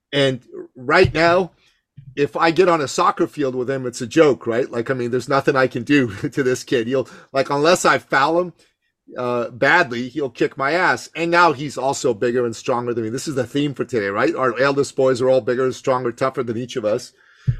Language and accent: English; Iran; moved away; I grew up in Iran calling it football.